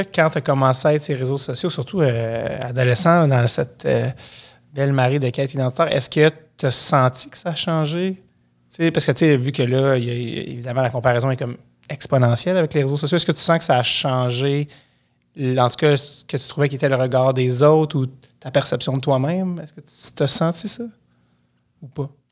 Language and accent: French; Montreal, Quebec, Canada; Moi, je viens de Montréal